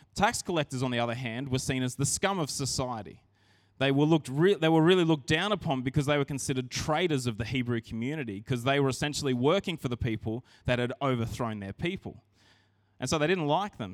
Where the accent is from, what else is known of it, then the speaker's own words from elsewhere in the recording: Narrandera, New South Wales, Australia; I grew up in Narandra